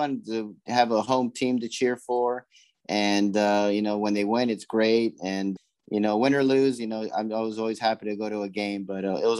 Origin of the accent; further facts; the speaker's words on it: Los Angeles, California, United States; moved away as an adult; also born or lived in Gardena, California; now in Charlotte, United States; I was born in Los Angeles, California on May 24th, 1976. That's where I grew up a big Dodger fan